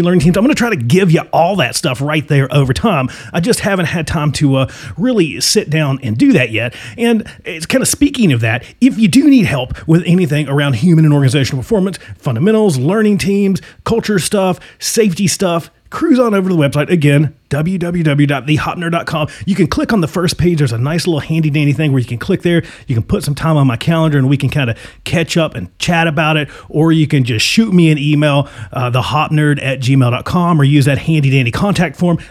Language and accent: English; Virginia, United States; now in Arizona, United States; I'm from Virginia.